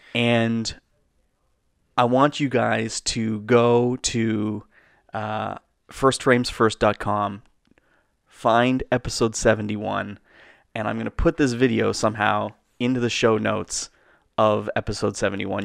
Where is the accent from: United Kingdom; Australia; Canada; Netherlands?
Canada; We're Canadian filmmakers